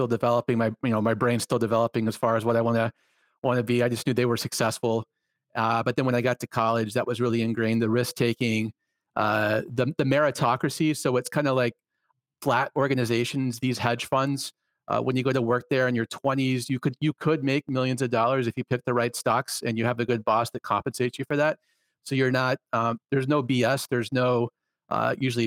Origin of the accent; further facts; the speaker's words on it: Atlanta, Georgia, United States; moved away as an adult; I grew up in the suburbs of Atlanta, Georgia, in the 1980s, 1990s